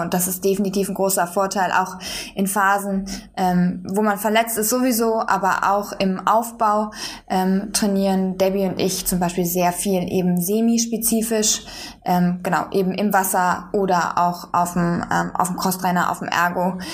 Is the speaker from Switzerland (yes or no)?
no; Bonn, North Rhine-Westphalia, Germany; moved away as an adult; now in Berlin, Germany; Ich bin in Bonn zur Schule gegangen